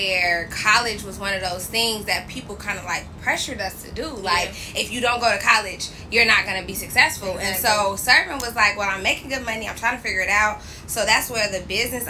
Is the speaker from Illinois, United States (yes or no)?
yes; Chicago, Illinois, United States; moved away as an adult; now in Los Angeles, United States; I am from Chicago, but I just moved